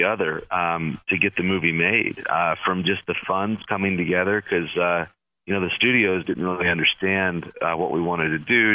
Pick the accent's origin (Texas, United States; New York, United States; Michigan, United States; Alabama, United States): Alabama, United States; Birmingham; I was 15 years old in Birmingham, Alabama, my hometown